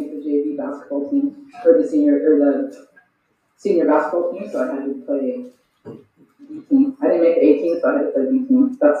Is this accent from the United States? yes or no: no; Grande Prairie, Alberta, Canada; I grew up in Grand Prairie. It was pretty good. I had a pretty healthy, good childhood, but I was ready to leave at 18, so I did.